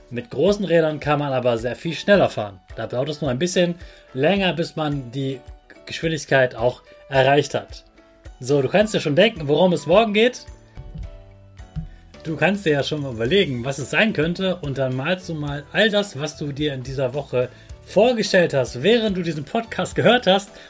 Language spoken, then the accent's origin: German; Hanover, Lower Saxony, Germany; dass eine ganz große Weltausstellung in meiner Heimatstadt Hannover war.